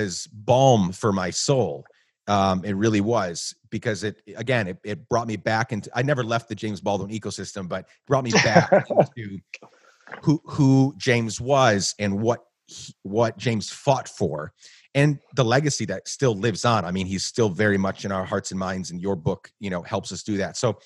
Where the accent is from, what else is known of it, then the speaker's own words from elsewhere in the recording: Guatemala; moved away as an adult; also born or lived in New York; now in United States; I grew up in Guatemala